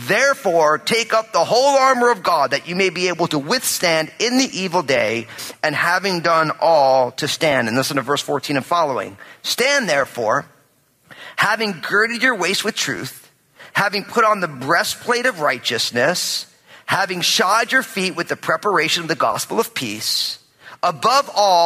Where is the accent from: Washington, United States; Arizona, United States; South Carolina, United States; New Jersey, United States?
New Jersey, United States; I'm from New Jersey and I'm Italian